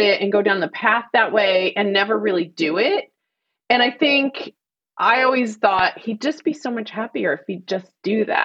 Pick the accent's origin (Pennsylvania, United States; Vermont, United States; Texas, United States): Texas, United States; Fort Worth; I grew up in Fort Worth, Texas